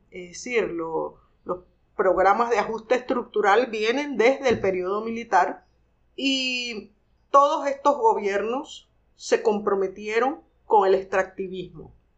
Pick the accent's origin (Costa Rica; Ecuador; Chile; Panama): Panama; Penonomé, Coclé; nací en Penonomé